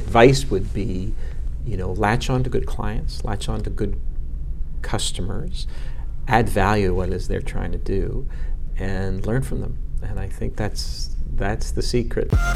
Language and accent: English; Montreal, Quebec, Canada; I'm a Montrealer, born and bred. I grew up. Uh, I grew up in Montreal.